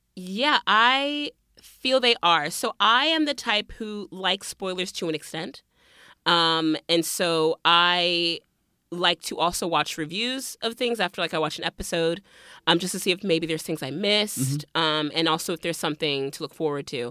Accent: Miami, Florida, United States; moved away; also born or lived in North Carolina / Liberia (family); I grew up in Miami and then we moved to North Carolina and then I went back to school in Miami.

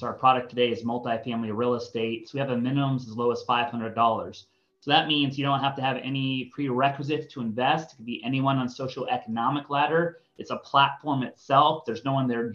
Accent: Connecticut, United States; moved away as an adult; also born or lived in Boulder, Colorado; now in San Diego, United States; I grew up in East Coast, a suburb of New York. I call it the state of Connecticut

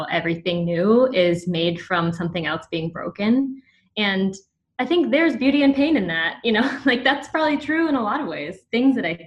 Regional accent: the Bible Belt, United States; I got a lot of that growing up in the Bible Belt

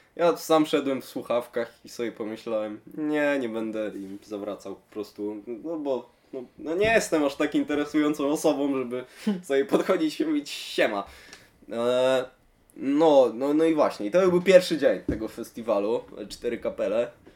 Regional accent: Szczecin, West Pomeranian Voivodeship, Poland; jestem ze Szczecina

